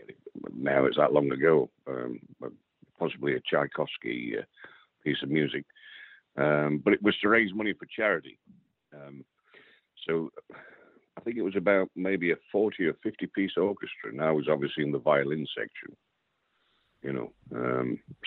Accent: Derbyshire, East Midlands, United Kingdom; born and raised in Derbyshire

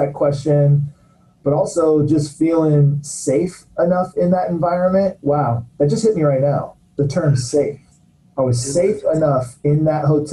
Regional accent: Belmont, California, United States; also born or lived in San Diego; I grew up in the Bay Area in a town called Belmont, just south of San Mateo on the peninsula

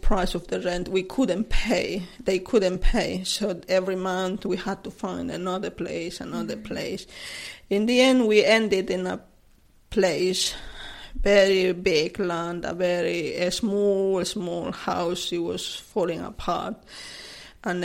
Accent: Cochabamba, Bolivia; English is a second language; moved away as an adult; now in Chessington, United Kingdom; I'm originally from Bolivia, a city called Cochabamba

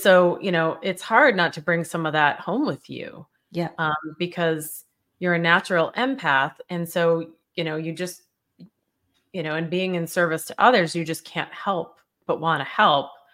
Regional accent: Boston, Massachusetts, United States; I'm from Boston

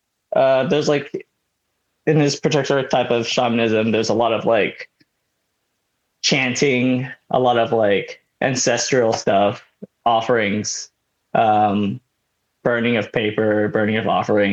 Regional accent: Oakland, California, United States; also born or lived in Santa Barbara; now in Los Angeles, United States; But I was born in Oakland, California.

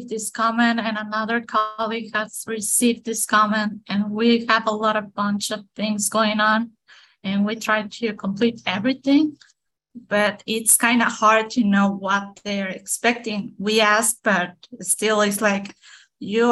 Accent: Mexico; English is a second language; I'm from Mexico, so my accent is a little bit strong

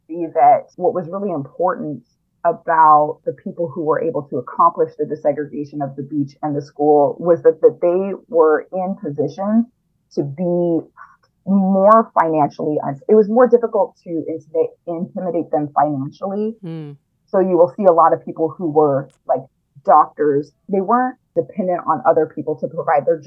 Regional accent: Biloxi, Mississippi, United States; I grew up in Biloxi

